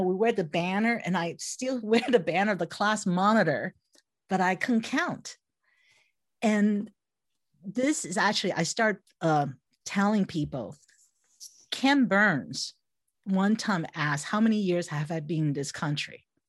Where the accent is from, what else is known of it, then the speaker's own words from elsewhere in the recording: Taiwan; English is a second language; When I was 6 years old, when I was in kindergarten, this is growing up in Taiwan, right? So I was the youngest of three and I never went to daycare.